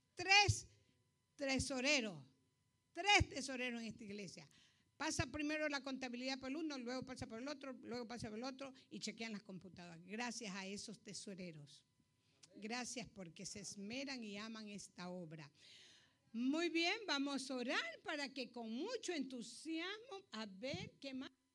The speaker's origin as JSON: {"language": "Spanish", "country": "Ecuador", "moved": "yes", "said": "Soy ecuatoriana"}